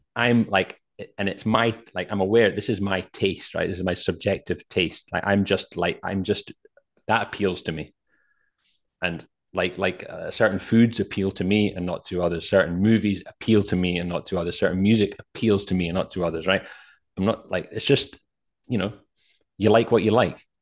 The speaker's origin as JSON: {"language": "English", "region": "Scotland", "country": "United Kingdom", "said": "I'm a Scottish guy"}